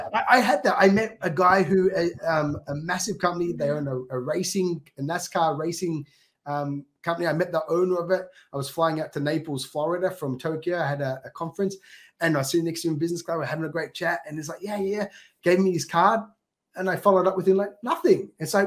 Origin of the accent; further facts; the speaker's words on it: Australia; accent: Australian; now in Japan; go back to Australia, everyone says, why are you speaking funny? You know, because I've toned down my Australian accent but within like a day, I'm talking Aussie.